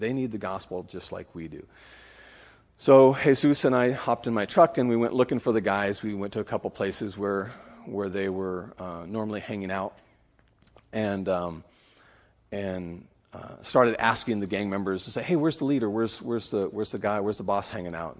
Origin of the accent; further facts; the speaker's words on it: California, United States; now in Honduras; I'm originally from California